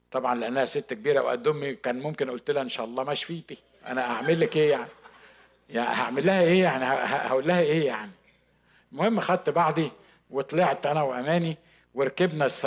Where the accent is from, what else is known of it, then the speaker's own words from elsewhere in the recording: Upper Egypt, Egypt; وعلى فكره انا صعيدي يعني كنت هقعد في الاوضه دي لغايه ما هو هيجاوبني